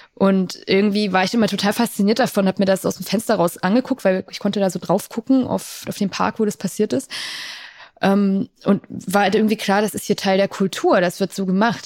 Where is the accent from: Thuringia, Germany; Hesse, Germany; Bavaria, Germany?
Thuringia, Germany; Ich bin in Ostdeutschland aufgewachsen, in Thüringen, um genau zu sein